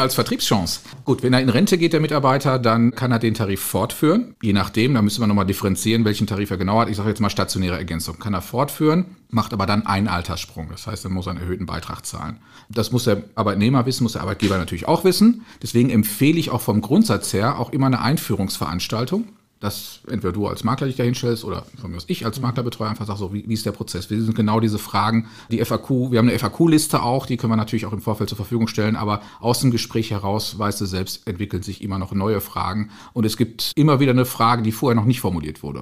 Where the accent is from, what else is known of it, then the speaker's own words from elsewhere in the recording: Castrop-Rauxel, North Rhine-Westphalia, Germany; Ich komme aus Castrop rauxel das ist bekannterweise der Nabel der Welt.